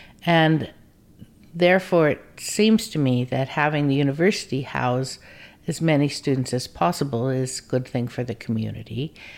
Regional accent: Deadwood, South Dakota, United States; now in Santa Cruz, United States; I'm from Deadwood, South Dakota. Some people may know the HBO series, but it's an actual place.

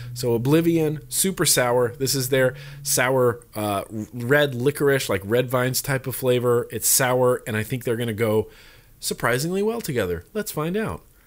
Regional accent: United States; I grew up in Lake Tahoe

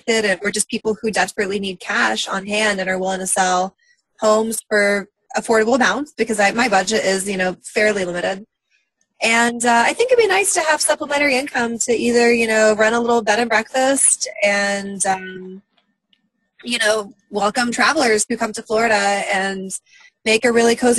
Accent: Russia; moved away; I'm from Russia. I was born there at a really young age

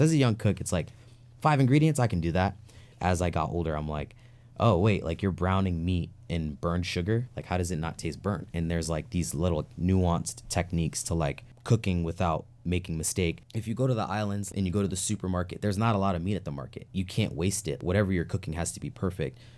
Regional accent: New York City, New York, United States; moved away; growing up in New York City and upstate New York

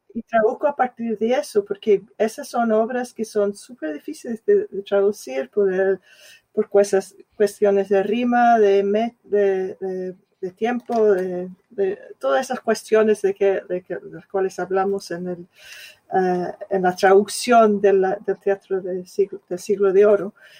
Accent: Scotland, United Kingdom; Spanish is a second language; now in London, United Kingdom; yo soy escocesa, de clase obrera

